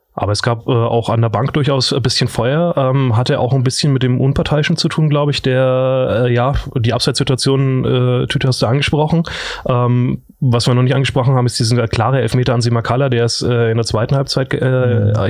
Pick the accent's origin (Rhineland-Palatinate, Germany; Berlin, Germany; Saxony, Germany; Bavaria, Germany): Bavaria, Germany; Franconia; moved away; der einzige Fremde hier als äh, gebürtiger Franke